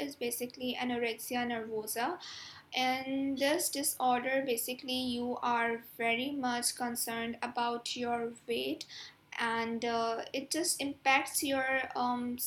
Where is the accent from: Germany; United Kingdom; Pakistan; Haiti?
Pakistan; I am from Pakistan. Currently, I'm living in Karachi